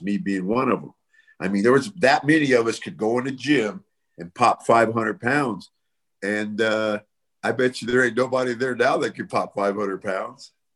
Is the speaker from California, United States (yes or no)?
yes; Bay Area, California, United States; moved away; also born or lived in Las Vegas; I'm from the Bay Area